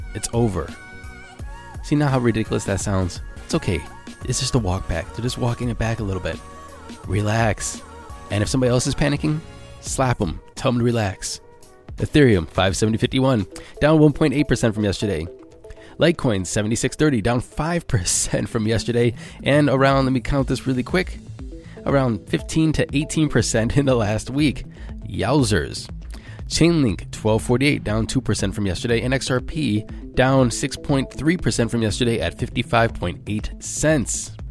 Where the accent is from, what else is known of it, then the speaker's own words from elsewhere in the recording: United States; I'm American